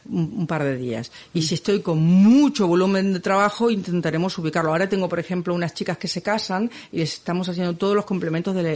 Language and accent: Spanish; Barcelona, Catalonia, Spain; es que soy de Barcelona y no puedo